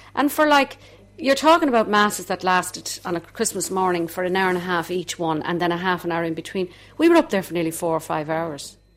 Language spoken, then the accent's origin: English; Dublin, Leinster, Ireland; accent: Dublin; my accent was a bit too strong, my Dublin accent